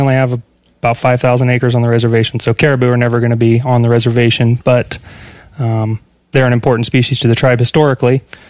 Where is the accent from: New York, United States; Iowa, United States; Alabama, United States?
Iowa, United States; moved away as an adult; I grew up in Iowa, small mm-hmm. town, kind of farm kid.